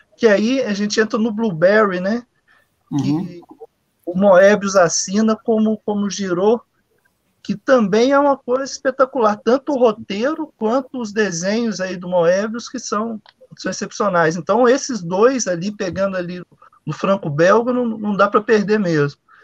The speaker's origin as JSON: {"language": "Portuguese", "town": "Divinópolis", "region": "Minas Gerais", "country": "Brazil", "tie": "born or raised there", "said": "Eu morava em Divinópolis, a cidade que eu nasci, né, lá em Minas Gerais"}